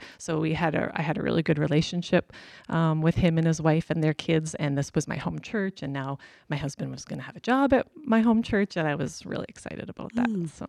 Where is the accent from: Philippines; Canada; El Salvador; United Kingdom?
Canada; Whitecourt, Alberta; also born or lived in Grande Prairie, Alberta; So I was born in Whitecourt, so just a few hours away from here. My mom's side of the family has farmed there for many generations, and so that's where I was initially born and grew up.